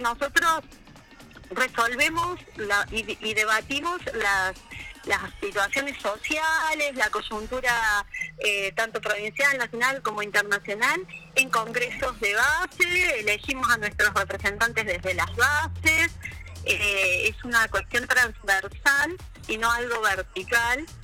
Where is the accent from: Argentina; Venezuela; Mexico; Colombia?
Argentina; Córdoba; moved away as an adult; also born or lived in Santa Cruz, Argentina; now in El Calafate, Argentina; yo llegué a la provincia en diciembre del 93, o sea que este año, en diciembre había cumplido 30 años en la provincia de Santa Cruz. Sí. Nací en Córdoba